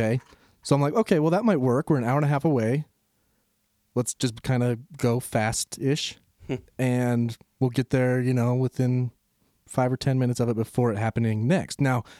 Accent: Utah, United States; I'm from Utah.

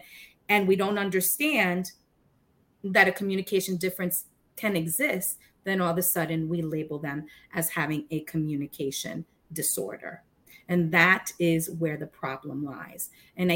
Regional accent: Puerto Rico; I could not pick being Puerto Rican over being American. And I couldn't pick being American over Puerto Rican, because both make me who I am

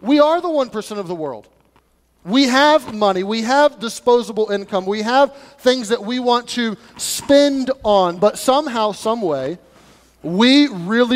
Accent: United States; as American people

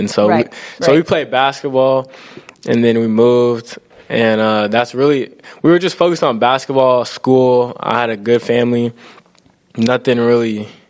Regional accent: Gig Harbor, Washington, United States; also born or lived in Tacoma, Washington; Lived there for a couple of years, and then my family moved to Gig Harbor just to have us grow up in a better environment.

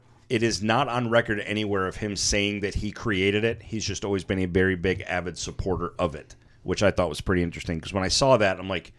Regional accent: Michigan, United States; now in Florida, United States; Growing up in Michigan, obviously winters are brutal and stuff.

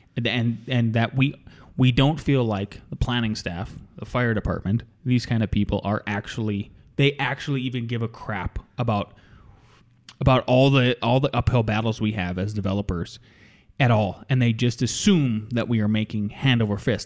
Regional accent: North Dakota, United States; moved away as an adult; now in Colorado, United States; growing up in North Dakota and then working in North Dakota

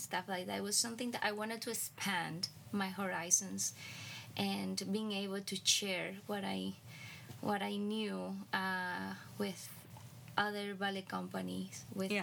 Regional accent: Cuba; moved away as an adult; now in United States; growing up in Cuba and then moving to the United States

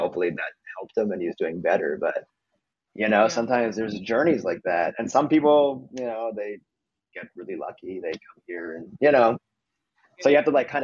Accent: Montreal, Quebec, Canada; moved away; where I'm from Montreal, Canada.

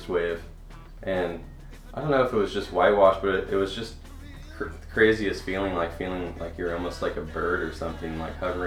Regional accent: San Clemente, California, United States; I'm from San Clemente, California.

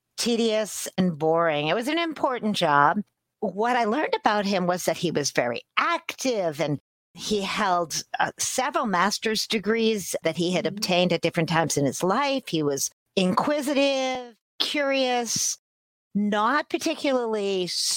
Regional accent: Stoughton, Massachusetts, United States; my hometown Chamber of Commerce to enter the Miss Stoughton pageant

